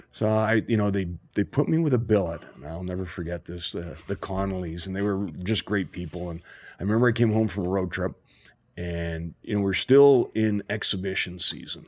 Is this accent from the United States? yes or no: no; Toronto, Ontario, Canada; I grew up in Rexdale, Ontario